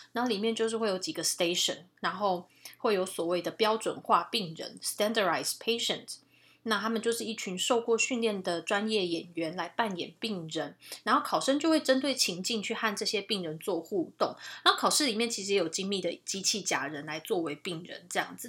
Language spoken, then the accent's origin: Chinese; Taiwan; moved away as an adult; now in Canada; 所以这个其实对我们台湾人来讲蛮吃亏的